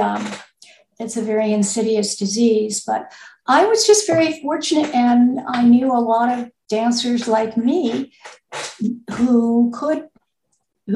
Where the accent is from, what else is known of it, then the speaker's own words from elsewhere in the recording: United States; moved away as an adult; also born or lived in Connecticut; now in Kentucky, United States; I'm actually originally from New York and Connecticut